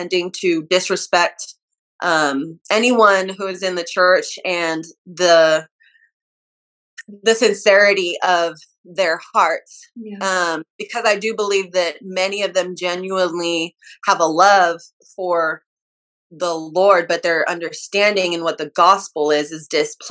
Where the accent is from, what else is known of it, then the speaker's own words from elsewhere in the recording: California, United States; also born or lived in Utah; So I was raised in California